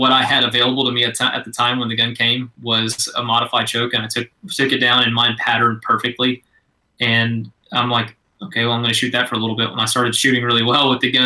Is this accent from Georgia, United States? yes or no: yes; Georgia, United States; moved away as an adult; now in Fort Worth, United States; growing up in Georgia, we were quail hunters